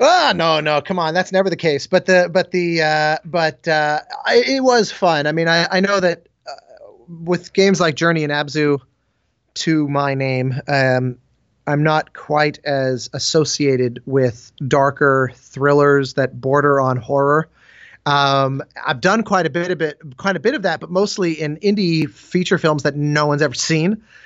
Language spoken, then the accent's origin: English; Colorado, United States; I grew up in Colorado